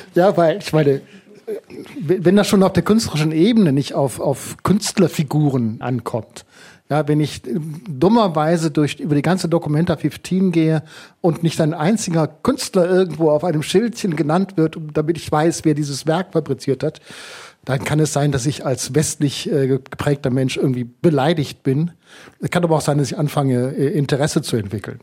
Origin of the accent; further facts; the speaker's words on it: Germany; bei uns in Deutschland